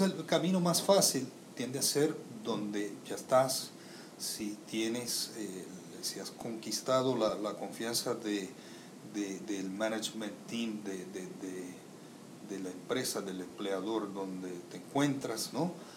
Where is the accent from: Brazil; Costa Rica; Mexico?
Brazil; moved away as an adult; also born or lived in United States; now in Puerto Rico; Soy de Brasil